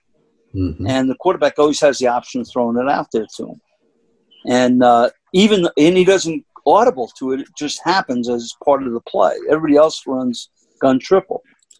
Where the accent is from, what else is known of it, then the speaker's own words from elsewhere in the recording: New York City, New York, United States; that's from growing up in the Bronx.